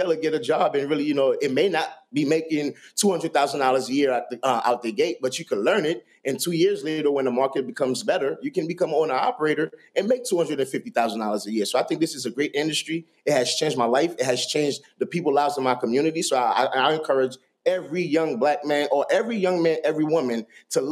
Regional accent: New York City, New York, United States; I grew up in Brooklyn at the time, I remember I was telling you I grew up in a very rough neighborhood

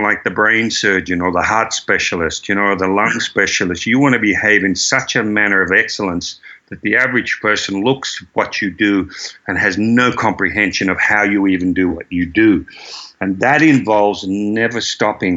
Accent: Croydon, Victoria, Australia; I grew up in Croydon

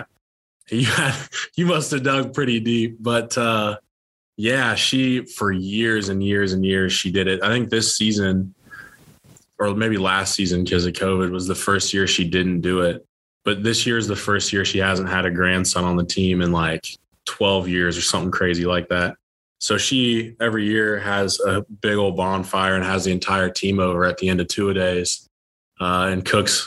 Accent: Miamisburg, Ohio, United States; moved away as an adult; now in Green Bay, United States; I had so much fun playing for my hometown team

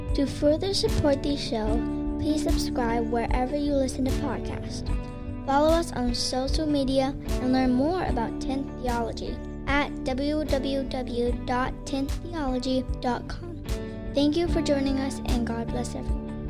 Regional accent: United Kingdom; I'm British African Caribbean

